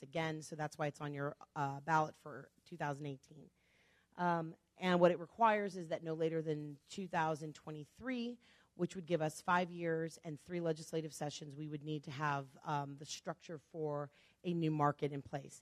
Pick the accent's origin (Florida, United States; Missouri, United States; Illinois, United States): Illinois, United States; Chicago; now in Nevada, United States; I'm originally from Chicago